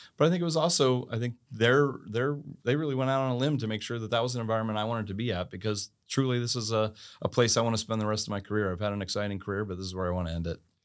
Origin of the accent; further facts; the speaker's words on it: Annapolis, Maryland, United States; I grew up in Annapolis, Maryland